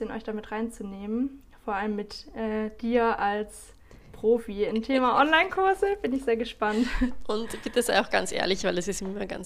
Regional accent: Baden-Württemberg, Germany; now in South America; normalerweise komme ich aus dem Süden von Deutschland, in der Nähe von Stuttgart.

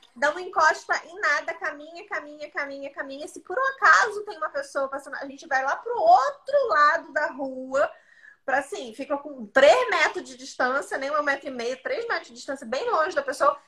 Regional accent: Santa Catarina, Brazil; now in Rio de Janeiro, Brazil; Eu sou de Santa Catarina

